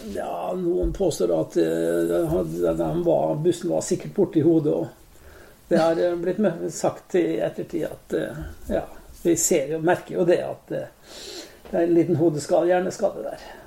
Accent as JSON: {"language": "Norwegian", "town": "Molde", "region": "Møre og Romsdal", "country": "Norway", "tie": "born or raised there", "moved": "yes", "lives_now": "Oslo, Norway", "said": "Jeg er jo født og oppvokst i Storgata 15"}